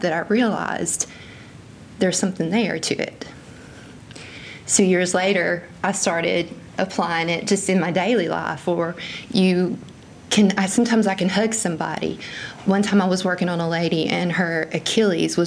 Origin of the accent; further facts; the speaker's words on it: Sand Hill, Mississippi, United States; I was raised in Greene County, Mississippi